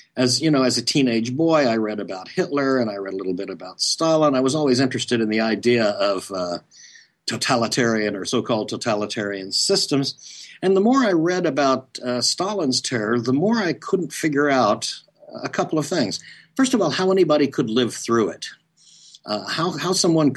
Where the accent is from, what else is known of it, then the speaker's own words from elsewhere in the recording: Oklahoma, United States; moved away as an adult; also born or lived in East Coast; I grew up in Oklahoma and then went to college on the East Coast.